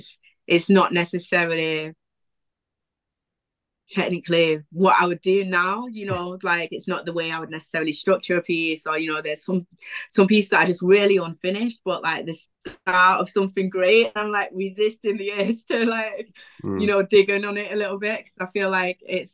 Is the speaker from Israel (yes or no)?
no; Wivenhoe, East of England, United Kingdom; flat in Prestwich, and I hadn't even considered Prestwich as like somewhere to live or whatever, because I was from Wivenham.